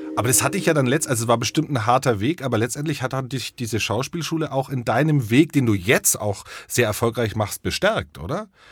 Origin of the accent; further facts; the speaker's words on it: Franconia, Bavaria, Germany; ich bin zwar gebürtiger Franke, aber meine Mutter kommt aus Oldenburg